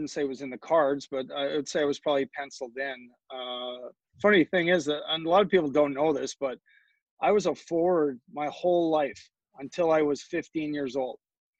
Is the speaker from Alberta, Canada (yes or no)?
yes; Calgary, Alberta, Canada; also born or lived in St. Catharines; I was born in St. Catharines, but Calgary's my home.